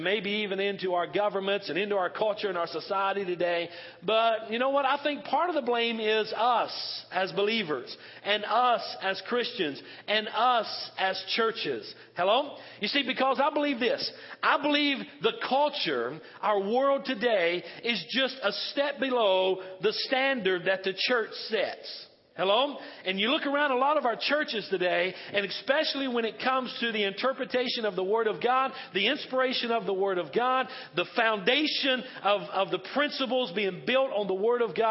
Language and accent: English; Western North Carolina, United States; moved away; I'm from Western North Carolina. I'm from the South and kind of almost the Bible Belt there